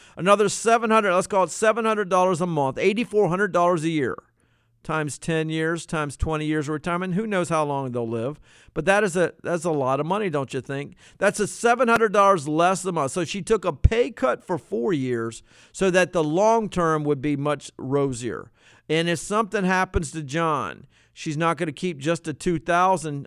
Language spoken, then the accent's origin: English; Norfolk, Virginia, United States; when I was in seventh grade growing up in Norfolk, Virginia.